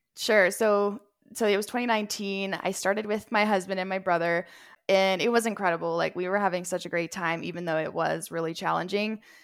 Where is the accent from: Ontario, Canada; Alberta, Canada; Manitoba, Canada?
Alberta, Canada; Edmonton; I was born and raised in Edmonton